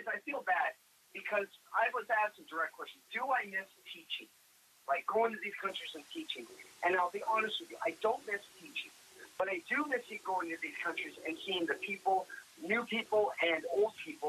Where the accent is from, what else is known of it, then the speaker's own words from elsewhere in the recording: Canada; now in United States; I'm a Canadian.